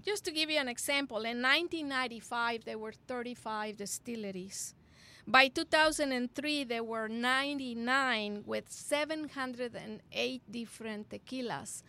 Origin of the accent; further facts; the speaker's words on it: Monterrey, Nuevo León, Mexico; I remember growing up in Monterrey, Mexico